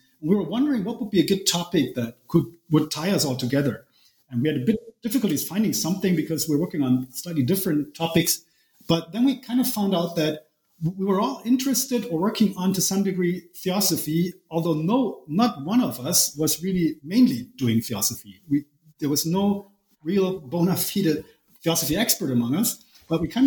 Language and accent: English; Germany; was born in Germany. I'm a German. I've basically almost always lived in Germany